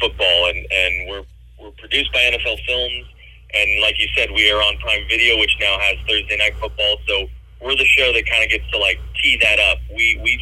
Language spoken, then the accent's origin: English; Los Angeles, California, United States; I was born and raised in Los Angeles